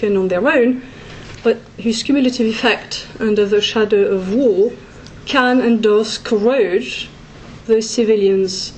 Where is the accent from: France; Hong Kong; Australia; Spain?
France; my home country's territory, France